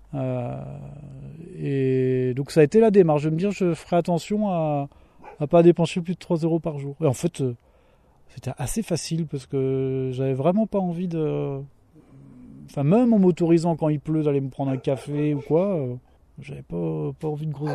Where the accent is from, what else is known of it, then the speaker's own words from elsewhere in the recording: Mayenne, Pays de la Loire, France; je suis originaire de la Mayenne